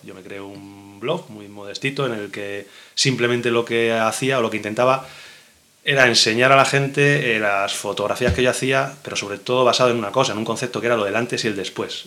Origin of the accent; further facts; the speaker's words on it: Madrid, Community of Madrid, Spain; yo nací en Madrid